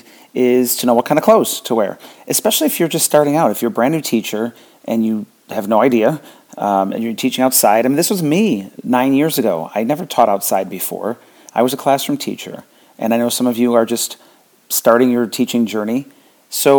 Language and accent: English; near Buffalo, New York, United States; now in Florida, United States; I grew up near Buffalo, so I burn now that I'm in Florida